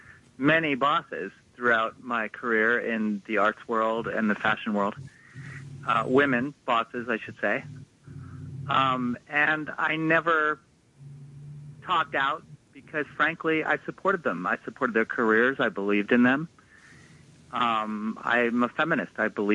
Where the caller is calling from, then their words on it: Brooklyn, New York, United States; Hey, I'm …. I'm from Brooklyn.